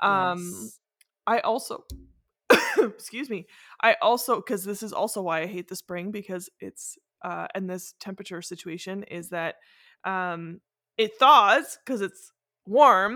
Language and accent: English; Northern Ontario, Canada; now in Ottawa, Canada; I'm from Northern Ontario